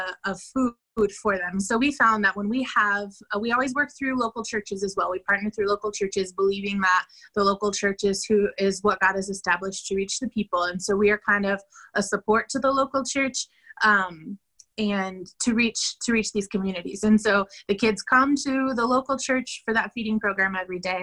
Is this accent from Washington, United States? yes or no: no; Denver, Colorado, United States; moved away as an adult; now in San Pedro Sula, Honduras; I'm from Denver, but I've been living in Honduras, San Pedro Sula, for the last